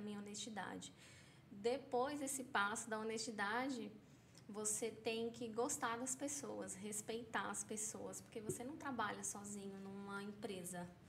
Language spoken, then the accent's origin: Portuguese; São Paulo, Brazil; moved away as an adult; now in Caldas Novas, Brazil; sou paulista